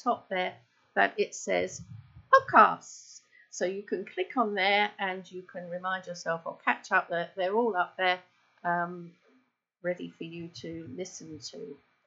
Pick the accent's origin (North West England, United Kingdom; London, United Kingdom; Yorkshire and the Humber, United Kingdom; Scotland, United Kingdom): London, United Kingdom; I was brought up in Penge, just around the corner